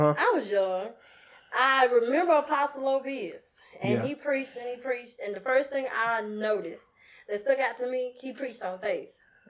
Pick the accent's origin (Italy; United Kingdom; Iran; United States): United States; Pleasant Grove; I'm from Pleasant Grove.